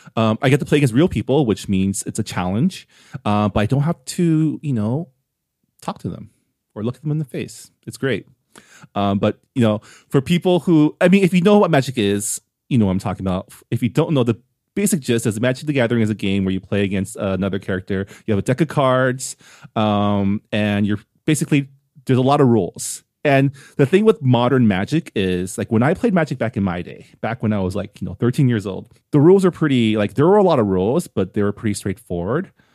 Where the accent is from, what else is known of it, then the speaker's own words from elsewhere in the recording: San Gabriel, California, United States; the city of San Gabriel, which is my hometown